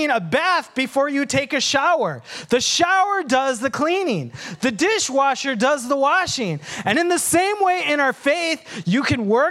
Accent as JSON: {"language": "English", "country": "Sri Lanka", "moved": "yes", "said": "I have dark brown skin and I come from Sri Lanka"}